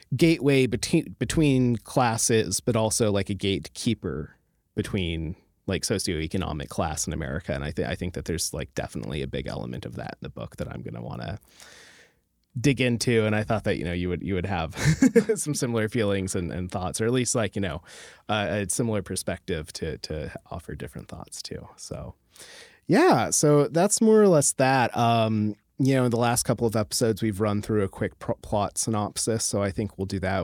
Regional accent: rural Alaska, United States; I grew up in, like, a rural Alaska

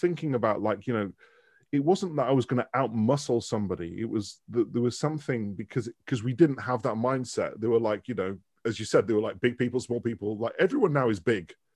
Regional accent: Manchester, North West England, United Kingdom; moved away as an adult; also born or lived in Dundee; I was born in Manchester. So I've, I've, like, lived in Manchester till the age of eighteen, and then I went to university

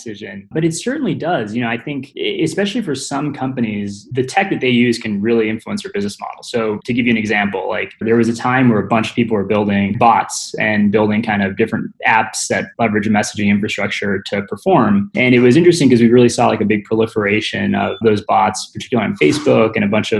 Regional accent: Midwest, United States; I grew up in the Midwest.

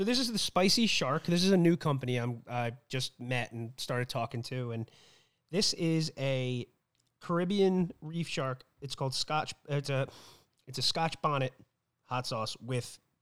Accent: Allentown, New Jersey, United States; I grew up in Allentown. I went to school with kids in Millstone

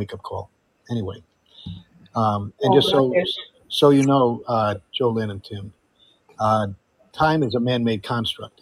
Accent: Fairfield, Connecticut, United States; also born or lived in Amsterdam, Netherlands; now in Florida, United States; I grew up right next to it, 45 miles away. You know where Fairfield, Connecticut is? That was my home.

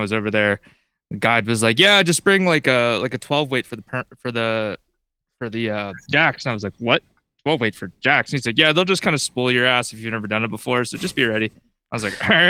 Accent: Chesapeake Bay area, United States; now in Boise, United States; I grew up like in the Chesapeake and stuff like that, fishing

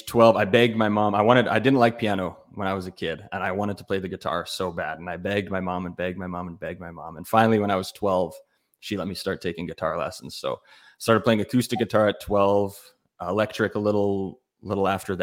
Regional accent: Prince Albert, Saskatchewan, Canada; also born or lived in Edmonton, Alberta; now in Regina, Canada; I grew up in Prince Albert, Saskatchewan

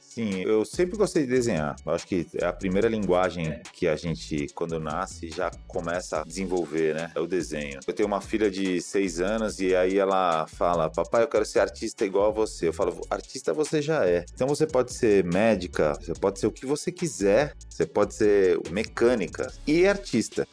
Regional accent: São Paulo, Brazil; eu sou da Moca, é um bairro da Zona Leste tradicional

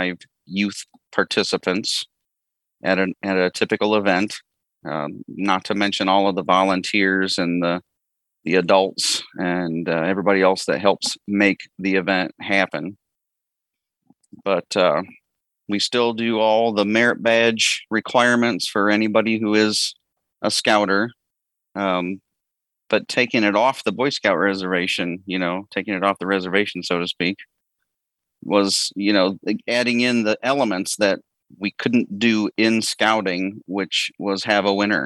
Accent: Ohio, United States; I'm from Ohio

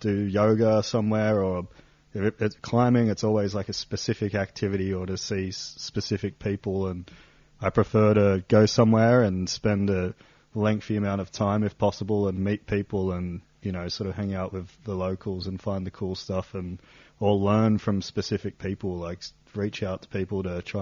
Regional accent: Sydney, New South Wales, Australia; moved away as an adult; also born or lived in Perth; now in Lauterbrunnen, Switzerland; I'm from Sydney, Australia, but around 2012, I sold most of my stuff and I went nomadic

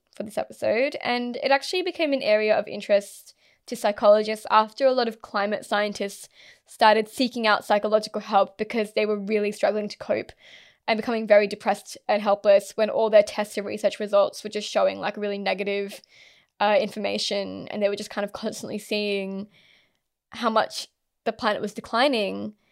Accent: Australia

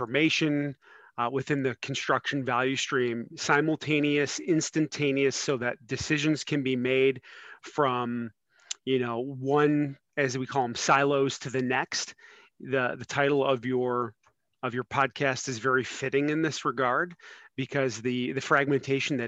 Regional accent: Cleveland, Ohio, United States; moved away as an adult; now in Cincinnati, United States; I'm originally from Northeast Ohio and Cleveland

